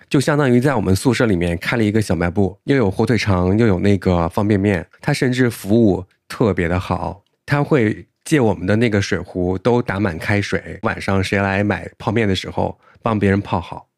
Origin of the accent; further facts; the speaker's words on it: southern China, China; 我是南方人